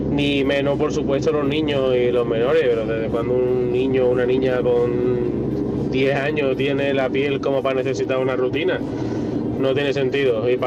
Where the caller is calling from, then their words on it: Sanlúcar de Barrameda, Andalusia, Spain; Hola, buenos días, equipo. … de Lucas de Barrameda.